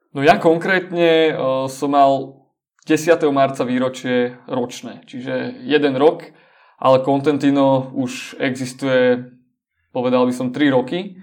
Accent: Slovakia; also born or lived in Denmark / United States; som odišiel zo Slovenska do Dánska študovať

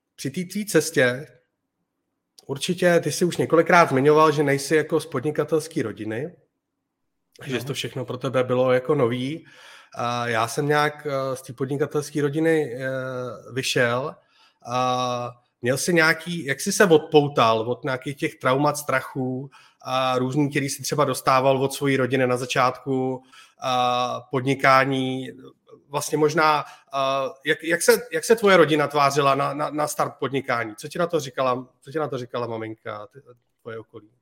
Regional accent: Czechia; moved away as an adult; now in Spain; v Čechách máme super skvělý lidi

